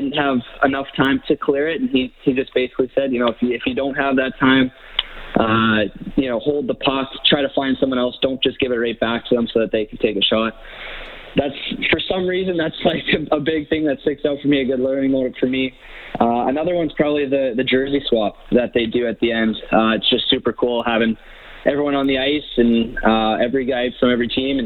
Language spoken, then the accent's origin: English; Edmonton, Alberta, Canada; I was from Edmonton, I was staying at home